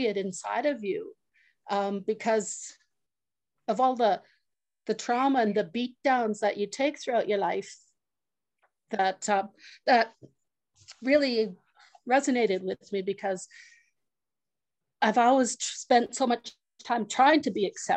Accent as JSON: {"language": "English", "area": "Muskeg Lake Cree Nation", "region": "Saskatchewan", "country": "Canada", "said": "I'm from Musqueday Cree First Nation"}